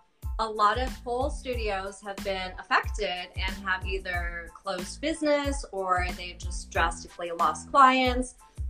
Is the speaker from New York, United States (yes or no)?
no; Denver, Colorado, United States; now in Florida, United States; I'm actually from Colorado, Denver, Colorado. But now I'm in Florida, yeah.